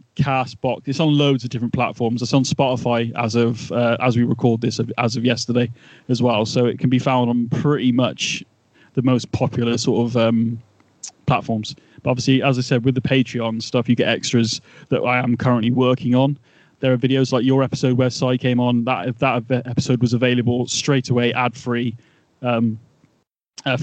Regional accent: England, United Kingdom; being Englishman

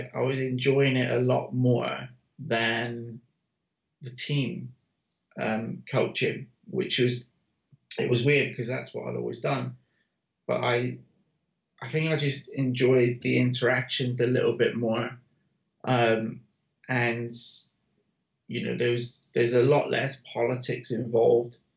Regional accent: United Kingdom; now in United States; I'm British

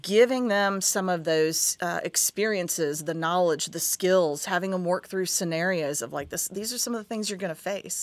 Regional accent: Huntington, West Virginia, United States; moved away as an adult; also born or lived in Kentucky / Hampton Roads, Virginia; now in Tampa, United States; I grew up in Huntington, West Virginia

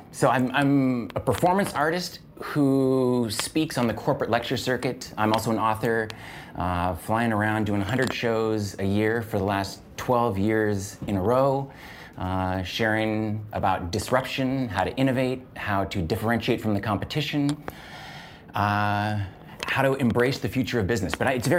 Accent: Seattle, Washington, United States; In Seattle, Washington.

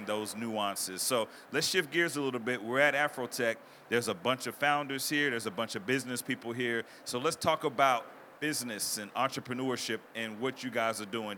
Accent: Mississippi, Arkansas, the South, United States; I grew up in the South, Mississippi, Arkansas

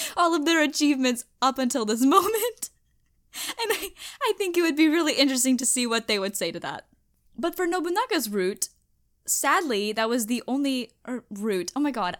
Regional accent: United States; I'm American

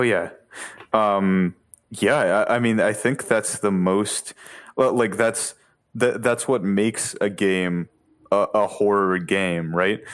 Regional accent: Boston, Massachusetts, United States; I'm from Boston

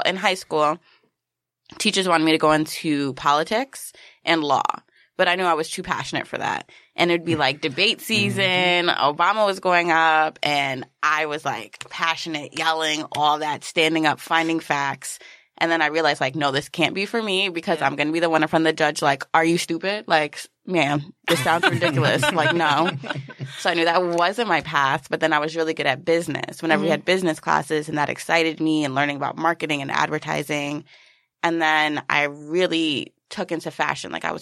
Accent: New York City, New York, United States; also born or lived in Philadelphia; I'm a Queensbred girl living in Queens again.

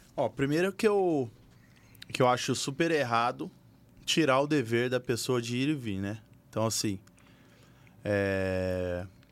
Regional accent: Bahia, Brazil; moved away; also born or lived in Bauru, São Paulo; eu vim da Bahia, né? Vim de Bauru, mas eu morei mais na Bahia do que em Bauru

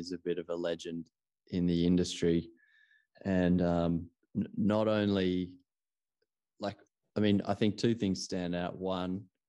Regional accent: Australia; I personally, being an Australian

